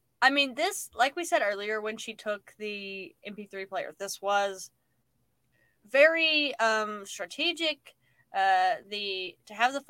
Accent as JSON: {"language": "English", "country": "United States", "said": "History of Canada, which there is could have used because we're American."}